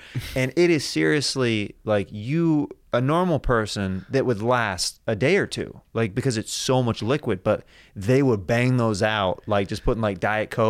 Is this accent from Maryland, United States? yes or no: no; Kansas, United States